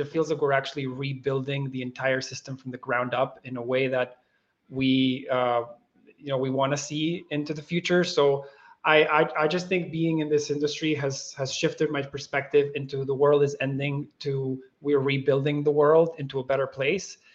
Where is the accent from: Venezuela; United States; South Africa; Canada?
Venezuela; as Venezuelans